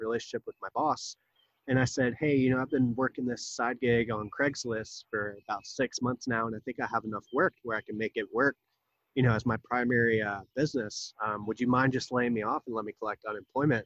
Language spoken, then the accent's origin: English; Wilmington, North Carolina, United States; also born or lived in Jacksonville, North Carolina; I was born in Jacksonville, about 30 miles away, but I moved here when I was 2. So I claim Wilmington my hometown.